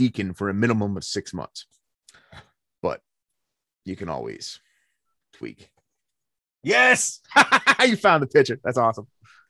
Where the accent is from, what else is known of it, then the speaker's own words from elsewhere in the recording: Pennsylvania, United States; PA boy, rural PA boy. I grew up in Cambria County. If you don't know where that's at, I don't blame you. I like to describe it being halfway between State College and Pittsburgh, straight up in the Appalachians. I am mountain people.